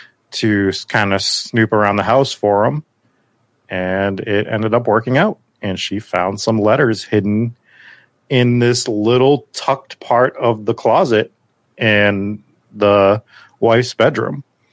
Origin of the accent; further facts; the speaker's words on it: Bridgewater, Massachusetts, United States; I'm not even from Middleboro. I'm from Bridgewater.